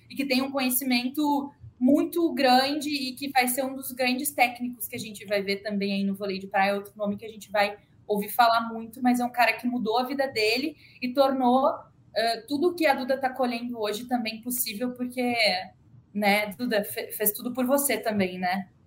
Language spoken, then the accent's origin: Portuguese; Rio Grande do Sul, Brazil; sou do sul, sou gaúcha